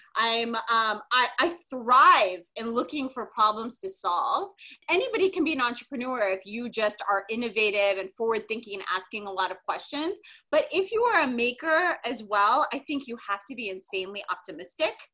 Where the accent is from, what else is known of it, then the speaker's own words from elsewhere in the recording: Minnesota, United States; I grew up in Minnesota